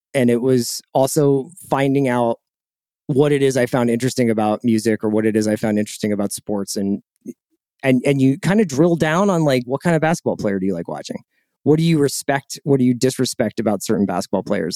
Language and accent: English; Philadelphia, Pennsylvania, United States; moved away as an adult; also born or lived in Boston / New York; I'm from Philadelphia. Um, I, I grew up, like, right by the art museum.